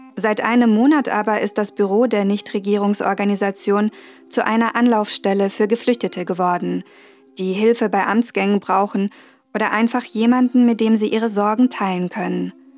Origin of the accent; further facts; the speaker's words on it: Germany; ich bin Journalistin aus Deutschland